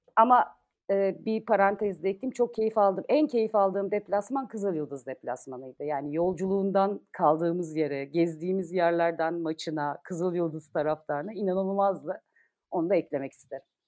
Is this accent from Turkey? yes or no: yes; Karabük, Karabük Province, Turkey; moved away; Biz doğma büyüme Karabüklüyüz